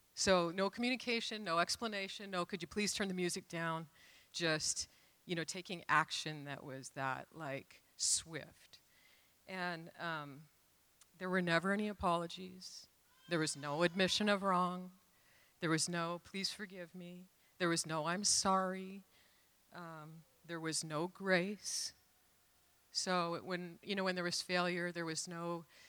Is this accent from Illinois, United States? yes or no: no; Renton, Washington, United States; I grew up in Renton